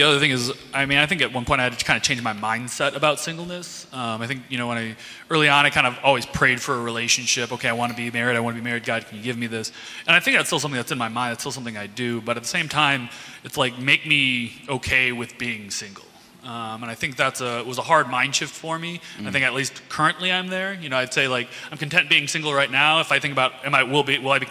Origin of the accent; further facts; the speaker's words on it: Midland, Michigan, United States; moved away as an adult; now in Chicago, United States; I grew up in Midland, Michigan